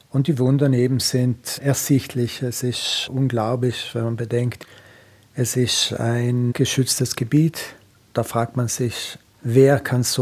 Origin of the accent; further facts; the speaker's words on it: Trentino-Alto Adige, Italy; Ich komme ja aus der Gegend, äh, meine Frau ist aus dem Grödental.